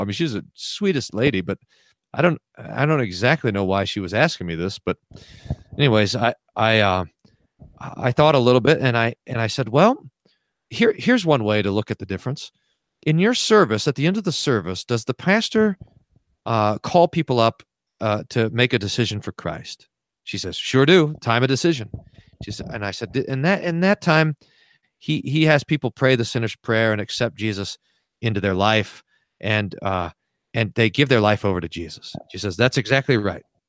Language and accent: English; United States; moved away as an adult; also born or lived in Texas / New Mexico / Indiana / Colorado; now in Aurora, United States; I grew up in Texas and New Mexico, which is where my wife and I were married